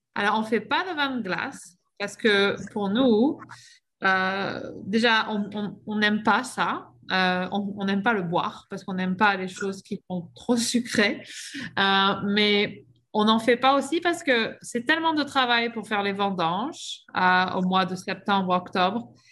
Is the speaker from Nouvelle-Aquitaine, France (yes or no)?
yes; Bordeaux, Nouvelle-Aquitaine, France; moved away as an adult; now in Okanagan, Canada; Je viens de Bordeaux, en France.